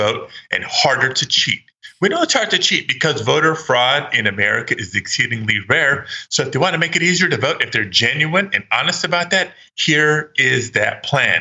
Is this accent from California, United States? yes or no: yes; California, United States; California, my home state